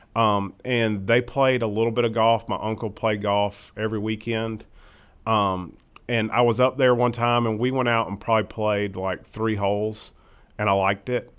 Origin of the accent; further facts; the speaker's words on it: Irmo, South Carolina, United States; also born or lived in Chapin, South Carolina; I'm from Irma originally.